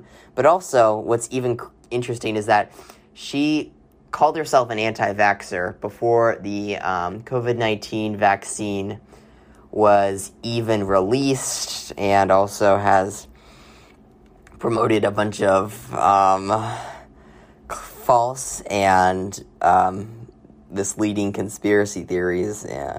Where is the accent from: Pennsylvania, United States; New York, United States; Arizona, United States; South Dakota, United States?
Arizona, United States; Arizona, my home state